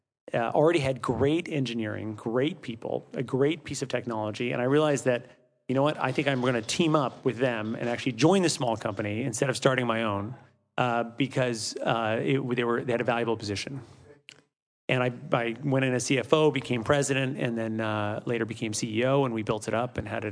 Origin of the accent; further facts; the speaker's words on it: Midwest, United States; also born or lived in Europe; I grew up, I'm from the Midwest originally, but grew up mostly in Europe.